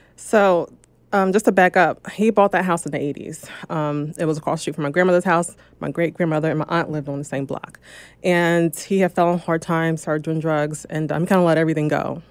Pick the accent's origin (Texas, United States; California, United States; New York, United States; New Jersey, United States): New Jersey, United States; also born or lived in Philadelphia, Pennsylvania; now in Los Angeles, United States; I'm from New Jersey